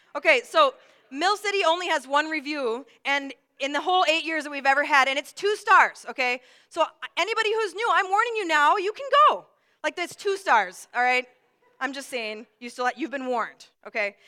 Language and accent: English; Brooklyn Park, Minnesota, United States; also born or lived in Atlanta, Georgia; we moved to Minnesota from Atlanta, Georgia, and I was about six, five or six years old